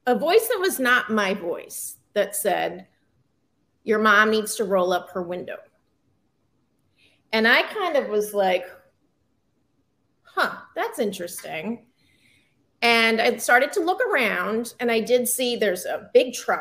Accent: Massachusetts, United States; I grew up in Massachusetts

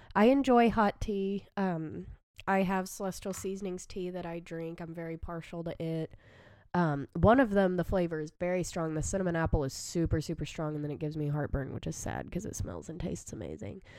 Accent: the South, United States; I am from the South, enjoy sweet tea

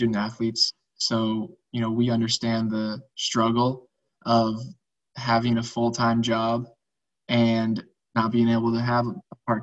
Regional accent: West Coast, United States; moved away as an adult; also born or lived in Southeastern United States; I grew up on the West Coast, and you know, I went to college on the East Coast in the Southeast

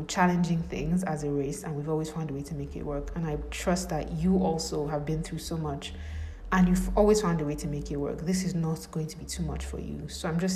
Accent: Nigeria; I'm from Nigeria

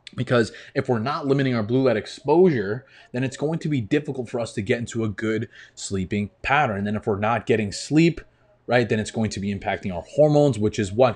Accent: New York, United States; Grew up in New York, and it's cold half the year

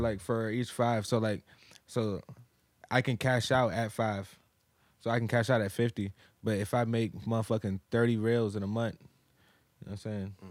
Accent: Massachusetts, United States; moved away; also born or lived in Virginia; I'm from Massachusetts

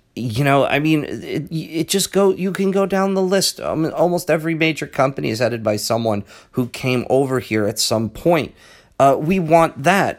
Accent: United States; as an American

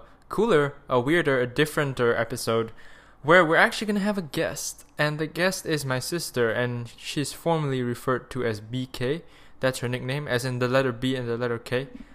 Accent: Malaysia; accent: Malaysian; my Malaysian accent

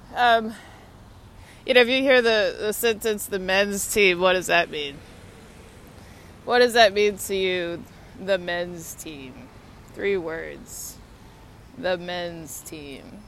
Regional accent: Texas, United States; now in Washington, United States; Texas is so so hot. It's hot, hot, hot. Um, of course, that was where I grew up

